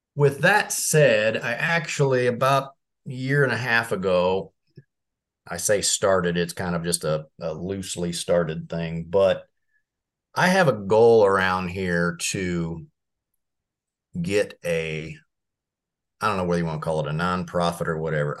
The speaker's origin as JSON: {"language": "English", "town": "Marion", "region": "Indiana", "country": "United States", "tie": "born or raised there", "said": "I grew up in Marion, Indiana"}